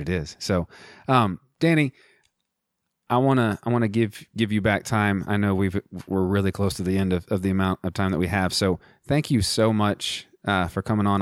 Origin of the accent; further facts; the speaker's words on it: United States; as an American